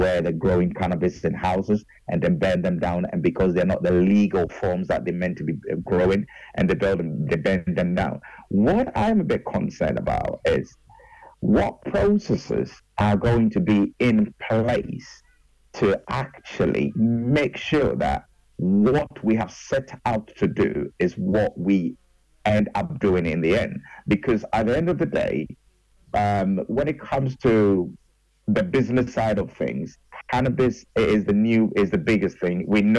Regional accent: Ghana; also born or lived in United Kingdom; as a Ghanaian, as a British boy and a Ghanaian, I really do worry, because we do not enforce laws properly in Ghana.

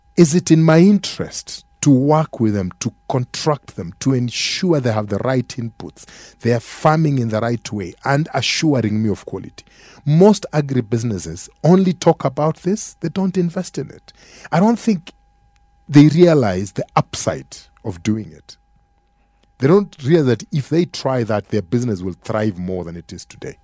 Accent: Kenya; as an African or as a Kenyan consumer

